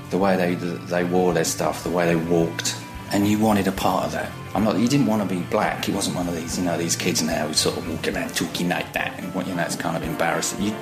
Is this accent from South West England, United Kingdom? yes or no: no; East of England, United Kingdom; I'm from Essex in England. I'm 49 years old tomorrow, and I'm a photographer.